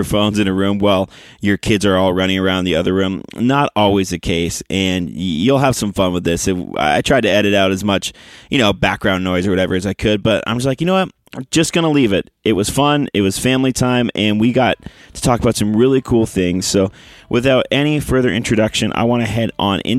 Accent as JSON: {"language": "English", "country": "Canada", "moved": "yes", "lives_now": "Nashville, United States", "said": "we are both from the homeland of Canada"}